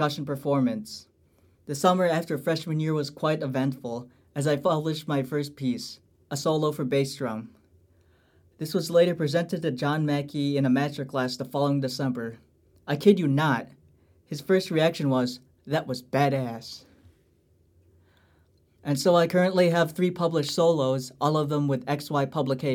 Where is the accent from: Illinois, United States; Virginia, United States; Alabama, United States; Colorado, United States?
Illinois, United States; Lombard; I'm from Lombard, Illinois, an alumnus of Glenbard East High School